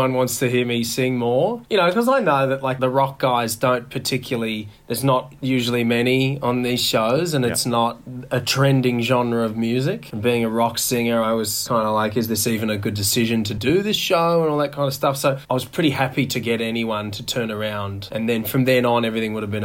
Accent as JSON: {"language": "English", "town": "Orange", "region": "New South Wales", "country": "Australia", "tie": "born or raised there", "said": "I grew up in Orange, Central West, New South Wales"}